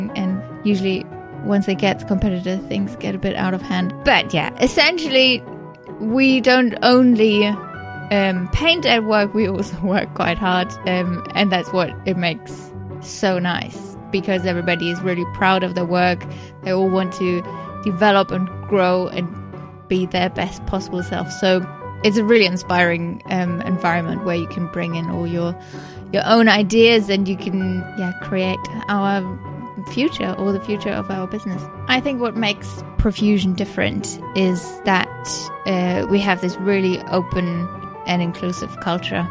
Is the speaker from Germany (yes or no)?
yes; Germany; accent: German; English is a second language; moved away as an adult; now in England; as you might have guessed from my accent, I'm German. I came over to England 3 years ago